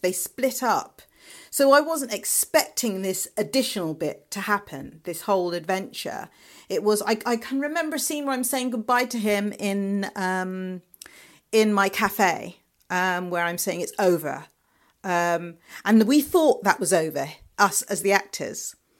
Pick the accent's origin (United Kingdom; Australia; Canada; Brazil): United Kingdom; London; moved away; also born or lived in Liverpool; I'm from London